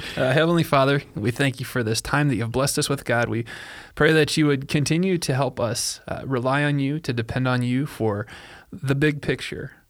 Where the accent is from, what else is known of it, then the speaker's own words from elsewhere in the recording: Illinois, United States; moved away; I'm from Illinois